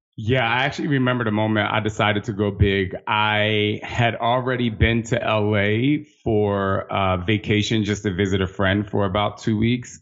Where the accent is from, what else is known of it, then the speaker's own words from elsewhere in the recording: New Jersey, United States; moved away as an adult; also born or lived in Los Angeles; I'm from Jersey, so I'm literally on the other side of the country